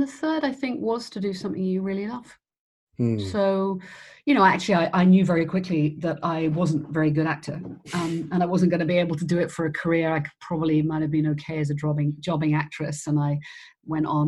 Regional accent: Cornwall, South West England, United Kingdom; moved away as an adult; also born or lived in Leeds; I grew up in Cornwall

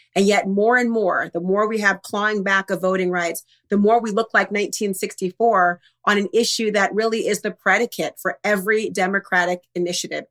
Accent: Minnesota, United States; I'm from Minnesota

